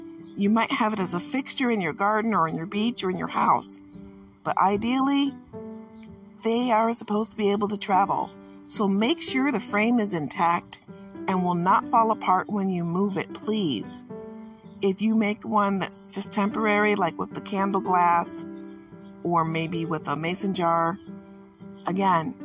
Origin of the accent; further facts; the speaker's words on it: Michigan, United States; I'm from Michigan, and because of that, you know I'm surrounded by water